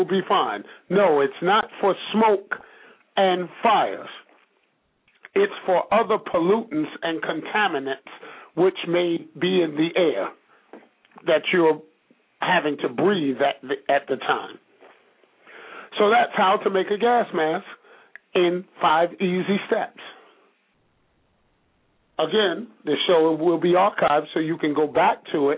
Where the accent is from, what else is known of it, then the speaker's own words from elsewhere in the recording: New York City, New York, United States; also born or lived in Bishopville, South Carolina; I'm from Brooklyn, New York. Although I spent time growing up in Bishopville, South Carolina